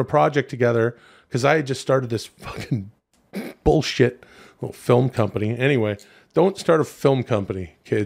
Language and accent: English; Vancouver, British Columbia, Canada; moved away; it was cool to stay downtown in my hometown